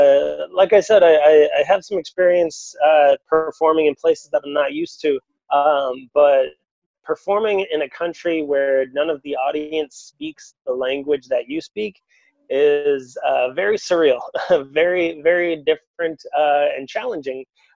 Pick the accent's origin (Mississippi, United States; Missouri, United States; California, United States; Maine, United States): Maine, United States; Portland; also born or lived in Loudon, New Hampshire / Tampa, Florida; now in Dublin, Ireland; I live in Dublin currently, but I'm American. I come from Portland, Maine, just like the northeast, just above Boston. Before that, I was from Loudoun, New Hampshire, and then before that, Tampa, Florida.